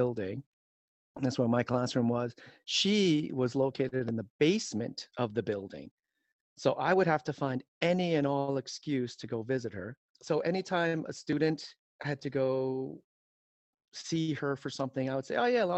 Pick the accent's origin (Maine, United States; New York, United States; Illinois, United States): New York, United States; New York City; also born or lived in Seoul, South Korea / Long Island, New York; now in Michigan, United States; Moved us out into the city in Queens from elementary school years till about the junior high school years. We lived in Queens